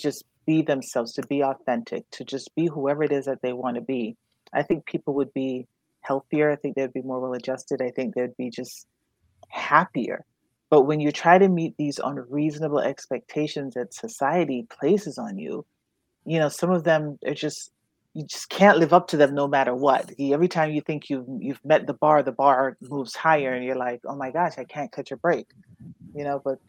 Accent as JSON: {"language": "English", "country": "Jamaica", "moved": "yes", "said": "I'm from Jamaica and it's still a very machismo country."}